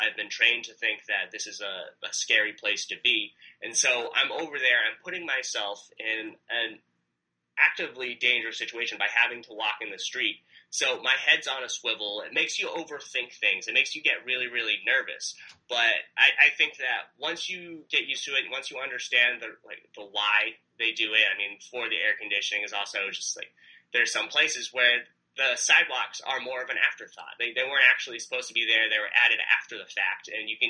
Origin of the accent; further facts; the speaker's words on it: New York, United States; now in Egypt; I came from New York. The sidewalks are fantastic.